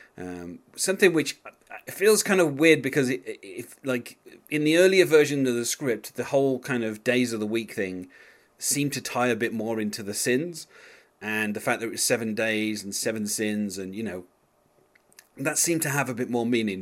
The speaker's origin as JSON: {"language": "English", "region": "England", "country": "United Kingdom", "said": "as an Englishman"}